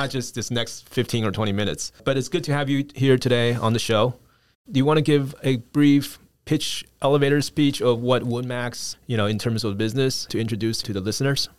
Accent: United States; we grew up in the States as well

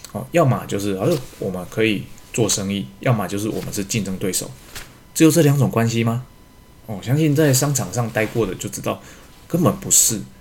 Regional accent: Taiwan; 实际上我们台湾人，哦，都知道不是那么一回事

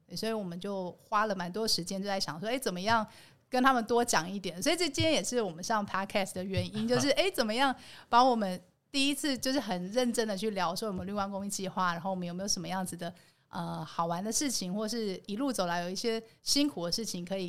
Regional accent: Tainan, Taiwan; 我们来自台南。对台南人如约你吃饭，基本上就是会约你吃饭

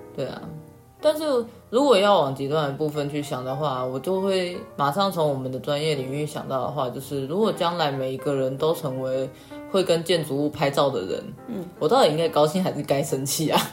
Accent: Taichung, Taiwan; 我们台中人

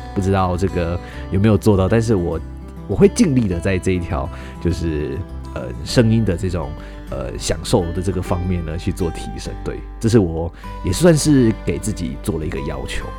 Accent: Tainan, Taiwan; 大家知道我是台南人

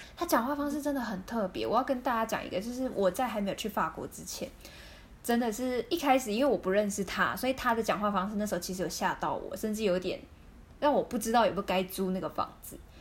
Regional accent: Taiwan; 我们台湾人不会跟朋友就是发生性行为

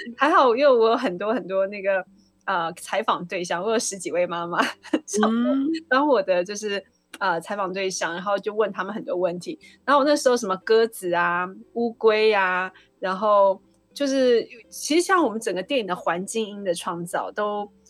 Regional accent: Taiwan; 我们台湾人

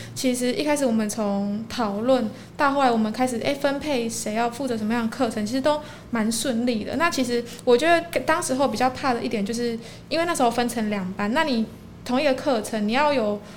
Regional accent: Linbian, Pingtung County, Taiwan; 我是屏东人，就是屏东在地的林边人

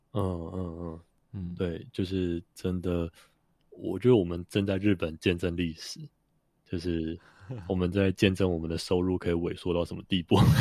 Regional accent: Taiwan; 我们台湾人

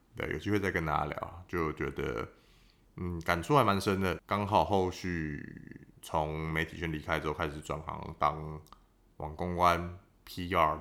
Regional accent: Taoyuan, Taiwan; 我那时候，我桃园人嘛

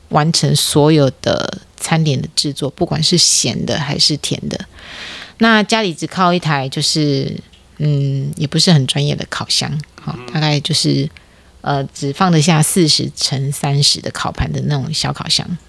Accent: Taiwan; 不太是我们台湾人的文化

